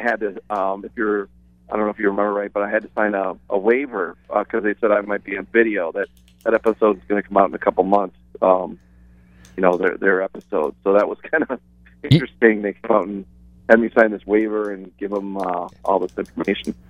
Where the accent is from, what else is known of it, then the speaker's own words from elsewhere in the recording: Detroit, Michigan, United States; moved away; I'm originally from Detroit.